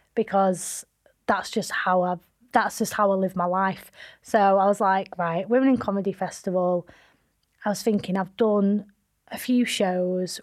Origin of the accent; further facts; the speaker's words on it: Manchester, North West England, United Kingdom; also born or lived in London; Manchester and where I'm from